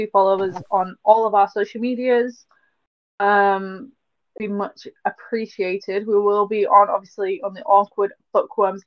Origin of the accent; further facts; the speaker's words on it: Yorkshire and the Humber, United Kingdom; I say re and all and not a lot because I'm from Yorkshire